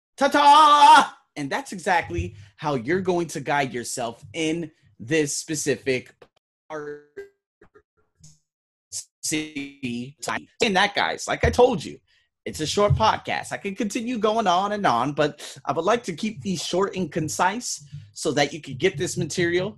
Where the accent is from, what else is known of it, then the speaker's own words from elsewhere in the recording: Nevada, United States; I'm from Nevada